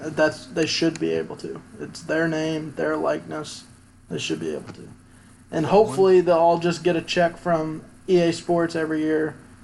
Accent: Louisville, Kentucky, United States; moved away; I'm originally from Louisville

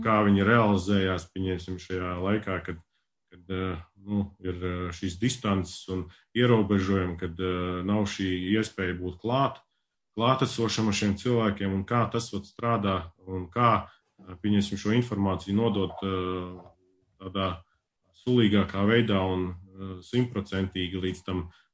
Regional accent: Latvia; now in Sweden; es pašlaik esmu Zviedrijā, bet es nāku uh, no Latvijas

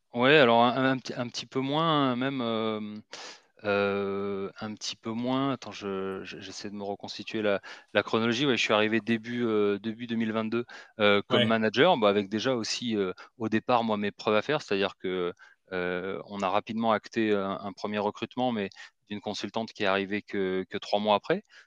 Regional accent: Marseille, Provence-Alpes-Côte d'Azur, France; moved away as an adult; also born or lived in Paris; je suis originaire de Marseille. j'y ai grandi, hein, jusqu'au bac.

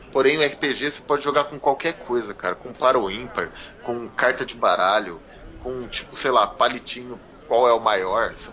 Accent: Londrina, Paraná, Brazil; Galera, nós somos de Londrina, hein? Muita gente encontra a gente e não sabe que a gente é aqui de Londrina.

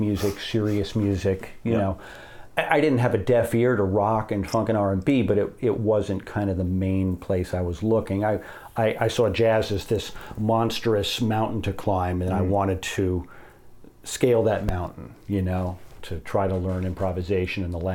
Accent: Connecticut, United States; also born or lived in New Jersey / New York City area; I grew up in Connecticut

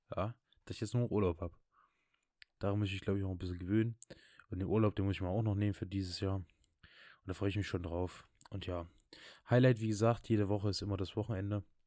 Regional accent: Saxony, Germany; bei uns in Sachsen

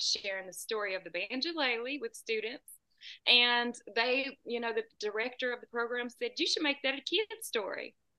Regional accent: United States; I'm about 2 hours south of Nashville

